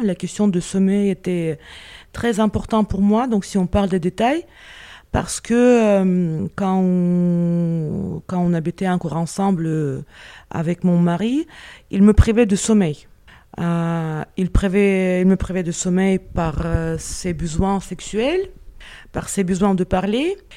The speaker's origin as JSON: {"language": "French", "region": "Moscow", "country": "Russia", "second_language": "French", "moved": "as an adult", "lives_now": "France", "said": "j'ai laissé mon identité chez moi à Moscou"}